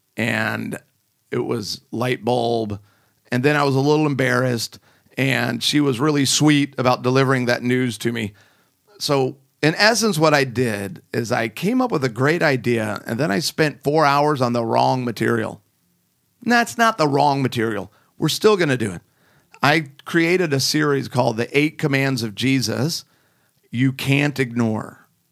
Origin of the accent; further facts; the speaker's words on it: Chicago, Illinois, United States; moved away; also born or lived in Rockford, Illinois; I'm flying into Chicago, the good old O R D. This is my hometown